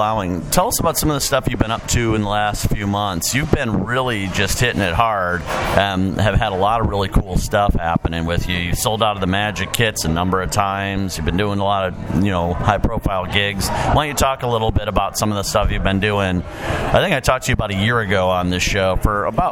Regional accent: Chicago, Illinois, United States; I grew up in Chicago

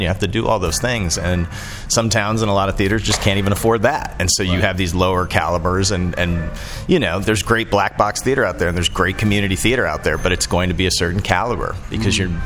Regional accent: Orlando, Florida, United States; moved away; also born or lived in Asheville, North Carolina; I grew up in Orlando

